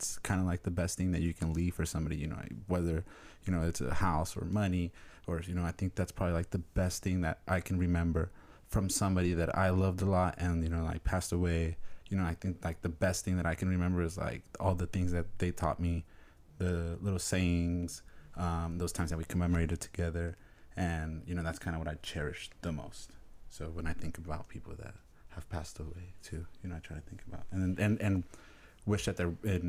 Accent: Mexico; where we come from Mexico

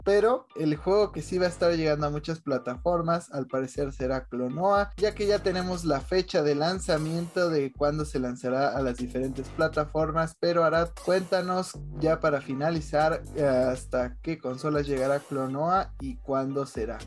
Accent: Mexico

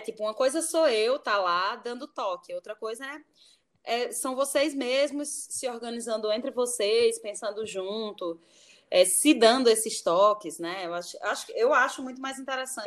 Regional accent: Natal, Rio Grande do Norte, Brazil; moved away as an adult; also born or lived in Brasília; now in Rio de Janeiro, Brazil; eu nasci em Natal

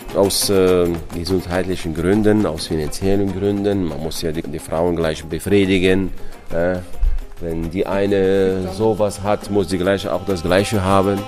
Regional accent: Morocco; Bei uns in Marokko

